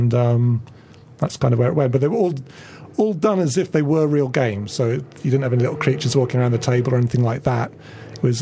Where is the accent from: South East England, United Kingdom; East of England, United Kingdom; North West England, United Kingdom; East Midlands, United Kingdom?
East of England, United Kingdom; Felixstowe; moved away; also born or lived in Oxford; I grew up in Felixstowe by the seaside